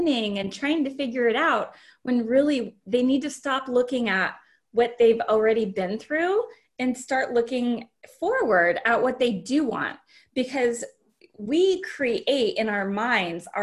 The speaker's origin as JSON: {"language": "English", "region": "Alaska", "country": "United States", "said": "We're from Alaska. We ended up living in Alaska"}